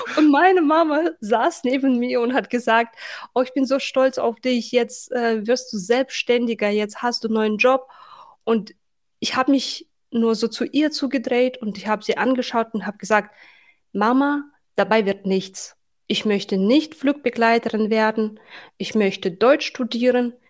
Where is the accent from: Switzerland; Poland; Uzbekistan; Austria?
Uzbekistan; Tashkent; German is a second language; moved away as an adult; also born or lived in Berlin, Germany; now in Germany; Ich wurde in der Hauptstadt Taschkent geboren und aufgewachsen